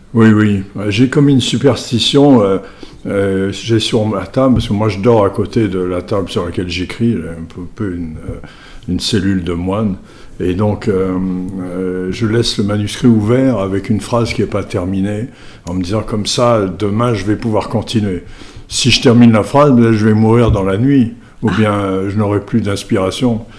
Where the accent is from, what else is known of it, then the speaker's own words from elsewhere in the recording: Mauritius; je suis mauricien, donc euh, étant mauricien